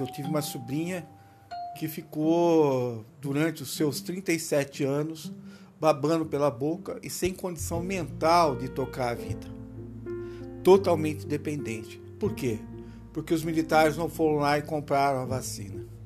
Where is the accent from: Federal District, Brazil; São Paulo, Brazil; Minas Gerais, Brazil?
São Paulo, Brazil; Rio Claro; also born or lived in Campinas, São Paulo; eu nasci em Campinas, São Paulo, né? Mas eu morei um tempo uh, em Rio Claro, lá quando era dois ou três anos